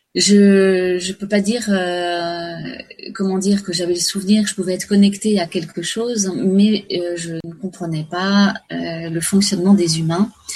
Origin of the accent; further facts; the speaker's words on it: Paris, Île-de-France, France; je suis née à Paris